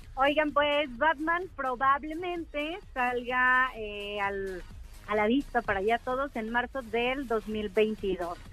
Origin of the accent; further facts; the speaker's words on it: León, Guanajuato, Mexico; yo soy de León, Guanajuato